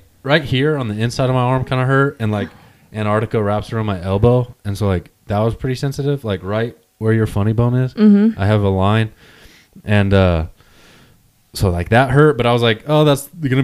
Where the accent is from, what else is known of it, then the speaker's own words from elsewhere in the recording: Wyoming, United States; growing up in Wyoming, we were driving in the snow all the time.